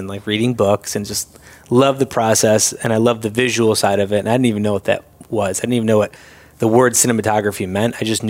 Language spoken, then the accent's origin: English; Syracuse, New York, United States; moved away as an adult; now in Los Angeles, United States; I'm born and raised in Syracuse.